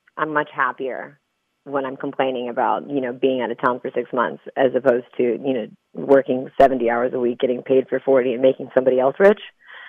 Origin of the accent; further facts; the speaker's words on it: San Diego, California, United States; also born or lived in Chula Vista / Spring Valley / Utah; I'm originally from San Diego. I was born in Chula Vista, and I lived in Spring Valley, which is like south side of San Diego.